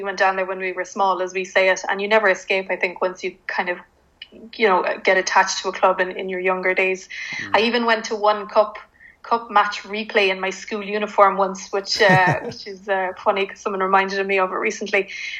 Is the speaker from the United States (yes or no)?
no; Cork, Munster, Ireland; moved away as an adult; Most people, anyone from Cork would tell you I'm from Cork because of my accent. So I was born and bred in Cork, lived there until I was 18.